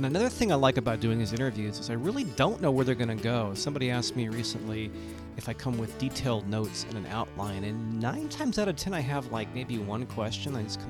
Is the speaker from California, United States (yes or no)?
yes; Santa Cruz, California, United States; I'm born and raised in Santa Cruz